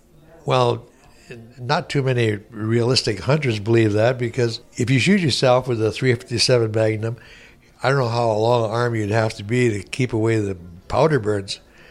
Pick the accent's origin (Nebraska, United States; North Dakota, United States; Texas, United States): North Dakota, United States; Glen Ullin; We grew up together in Glen Ullin at the time.